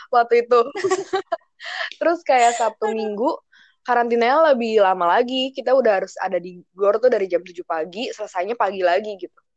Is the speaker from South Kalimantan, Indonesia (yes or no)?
no; Jakarta, Indonesia; misalnya ya aku dari DKI Jakarta ya bahasa daerahnya Betawi gitu kan